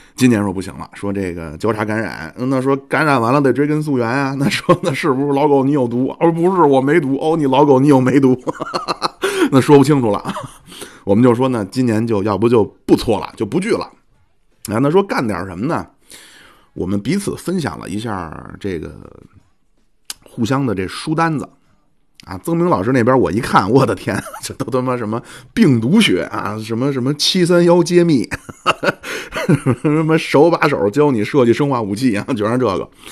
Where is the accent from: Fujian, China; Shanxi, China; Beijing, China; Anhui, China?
Beijing, China; 我们北京人